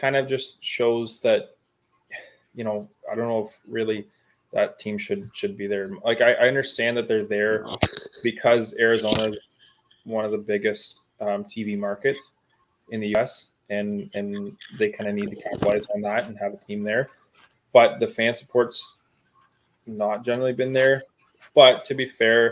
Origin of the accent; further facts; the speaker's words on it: Ontario, Canada; we're from Ontario